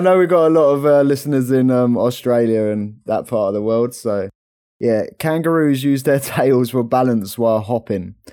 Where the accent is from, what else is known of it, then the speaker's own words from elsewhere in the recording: London, United Kingdom; as we're from London